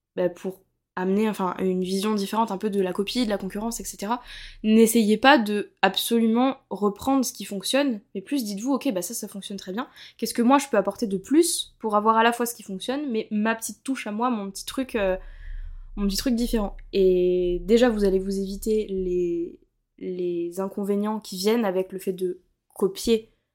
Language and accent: French; Montpellier, Occitania, France; je suis de Montpellier